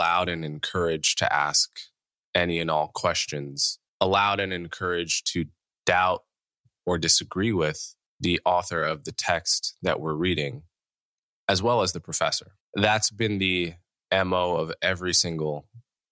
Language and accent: English; Montclair, New Jersey, United States; I grew up in Montclair, New Jersey